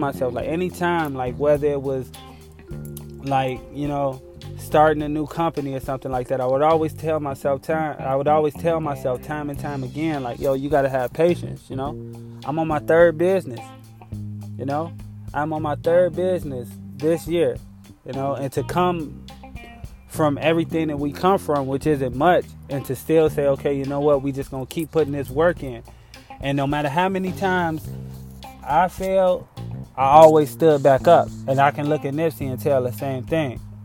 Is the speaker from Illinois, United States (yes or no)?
yes; Chicago, Illinois, United States; I'm from Chicago